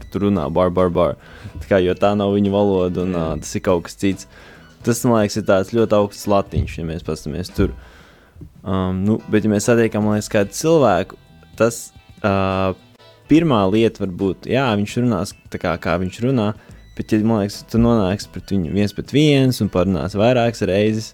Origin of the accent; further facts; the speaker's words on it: Latvia; mēs esam no Latvijas